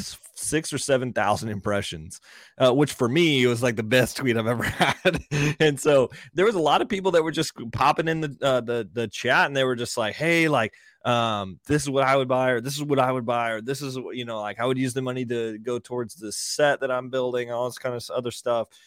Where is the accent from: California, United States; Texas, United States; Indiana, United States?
Texas, United States; Fort Worth; I'm from Fort Worth, so born and raised in Fort Worth